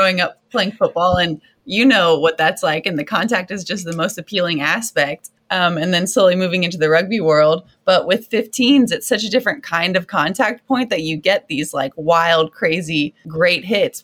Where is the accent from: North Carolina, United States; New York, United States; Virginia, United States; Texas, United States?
Texas, United States; Southeast; I grew up in Southeast Texas.